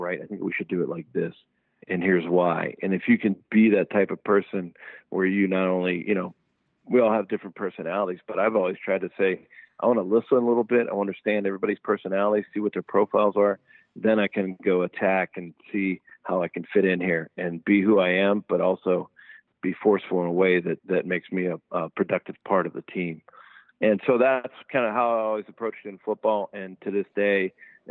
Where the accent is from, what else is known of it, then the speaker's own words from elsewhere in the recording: Pittsburgh, Pennsylvania, United States; I'm from Pittsburgh, and my dad was a mill guy